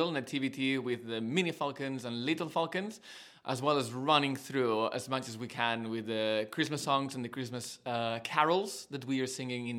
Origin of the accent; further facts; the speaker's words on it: south of Catalonia, Spain; English is a second language; now in United Kingdom; I'm Spanish, and I grew up in the south of Catalonia, very close to Valencia, in a little town that what they grow is just rice and oranges